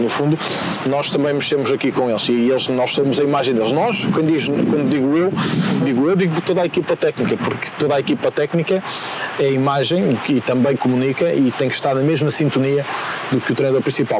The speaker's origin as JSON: {"language": "Portuguese", "town": "Vila Pouca de Aguiar", "region": "Norte", "country": "Portugal", "said": "eu sou de Sabroso e Guiar, uma aldeia no, no concelho de Vila Pouca, distrito de Vila Real"}